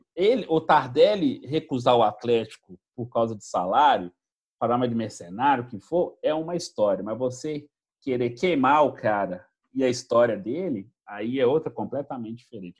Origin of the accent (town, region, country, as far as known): Minas Gerais, Brazil; accent: mineiro